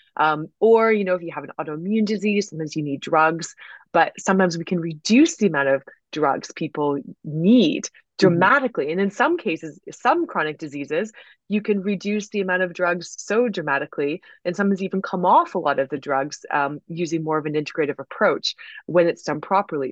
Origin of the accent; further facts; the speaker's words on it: United States; growing up in the States